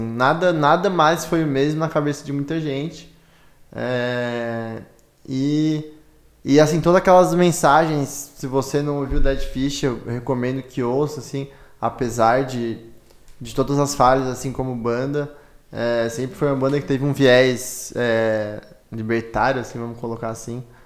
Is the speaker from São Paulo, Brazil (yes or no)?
no; Criciúma, Santa Catarina, Brazil; moved away; eu sou de Criciúma